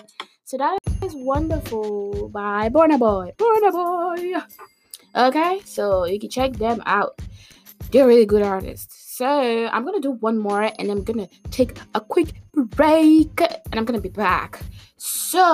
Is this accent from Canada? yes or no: no; Nigeria; I'm from Nigeria